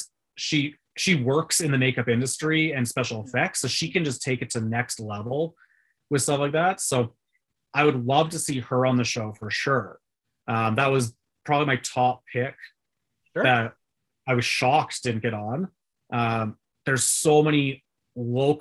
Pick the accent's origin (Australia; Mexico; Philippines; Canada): Canada; because we're Canadian, so .ca.